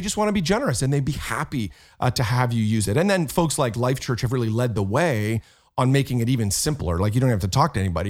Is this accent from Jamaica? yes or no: no; Canada; I'm Canadian